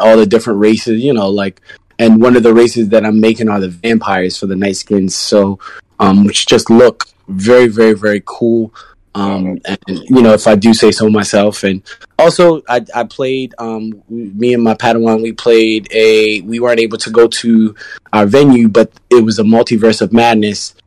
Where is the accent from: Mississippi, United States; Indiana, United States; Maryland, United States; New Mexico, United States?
Maryland, United States; now in New York, United States; I'm from Maryland